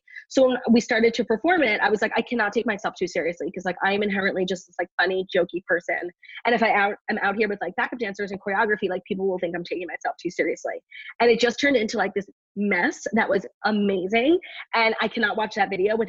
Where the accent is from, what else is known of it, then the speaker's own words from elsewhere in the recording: New York City, New York, United States; In New York, in the city. I went to college in the city, and now I live here. So I really never left.